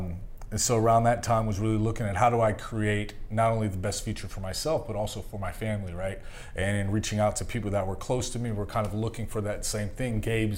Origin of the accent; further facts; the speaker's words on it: Greece; So, it's growing up in Greece, we still own a hotel there. It's an 18-room villa.